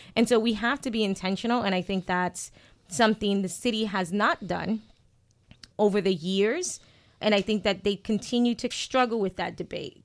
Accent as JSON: {"language": "English", "town": "New York City", "region": "New York", "country": "United States", "moved": "yes", "lives_now": "Worcester, United States", "said": "I'm from Brooklyn"}